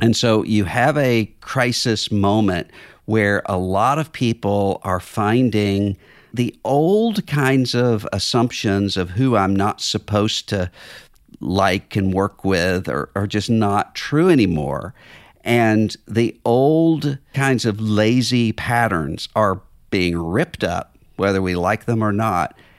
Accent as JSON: {"language": "English", "region": "Mississippi", "country": "United States", "tie": "born or raised there", "said": "my home state"}